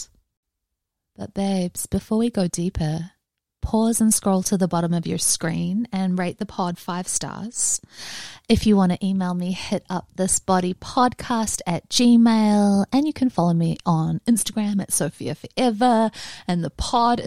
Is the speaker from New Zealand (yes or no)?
yes; New Zealand; now in Los Angeles, United States; Growing up in New Zealand, I learned to drive in heavy rain